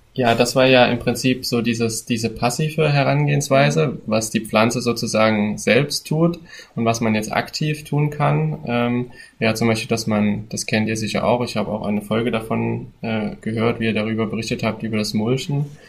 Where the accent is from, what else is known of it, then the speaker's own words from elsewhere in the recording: border area of Thuringia and Saxony, Central Eastern Germany, Germany; wir kommen ja aus, äh, aus dem Grenzgebiet von Thüringen und, äh, Sachsen. Das heißt, ähm, das ist eigentlich so Mittelostdeutschland.